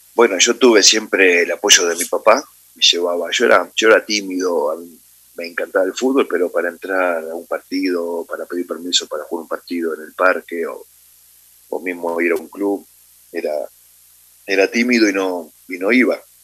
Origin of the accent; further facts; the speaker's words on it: Buenos Aires, Argentina; moved away as an adult; also born or lived in Madrid, Spain; now in Ecuador; yo nací en Capital Federal, en Buenos Aires, Argentina, en eh, el año 75